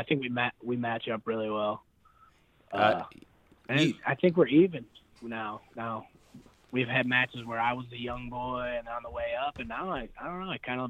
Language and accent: English; United States; I'm really proud that I'm going to be an American